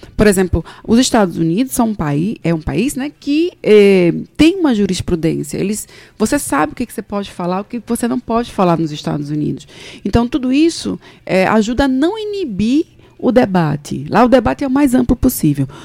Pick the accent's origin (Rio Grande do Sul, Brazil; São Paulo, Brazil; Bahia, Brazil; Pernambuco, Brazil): Pernambuco, Brazil; Recife; moved away as an adult; now in João Pessoa, Brazil; eu eu sou nasci em Recife, sou pernambucana, mas meu pai é de Cajazeiras, na Paraíba